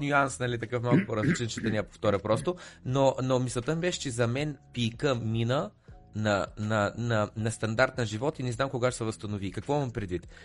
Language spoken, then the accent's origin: Bulgarian; Bulgaria; moved away as an adult; also born or lived in United Kingdom; съм беден българин, дошъл от